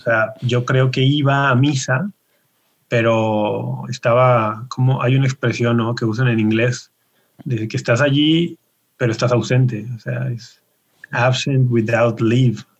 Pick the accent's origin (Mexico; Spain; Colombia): Mexico; Guadalajara, Jalisco; Yo nací y ah. me crié y vivo todavía en Guadalajara.